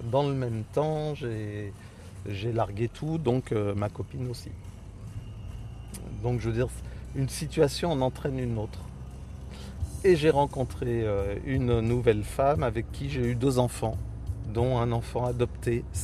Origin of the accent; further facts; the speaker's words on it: Paris, Île-de-France, France; born there; now in Corrèze, France; voilà, euh, je suis né à Paris et je me suis installé comme agriculteur en Corrèze